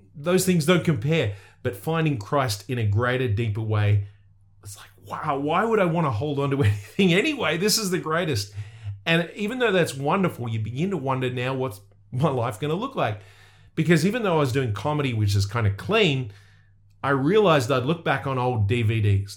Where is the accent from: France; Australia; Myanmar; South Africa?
Australia; I'm from Australia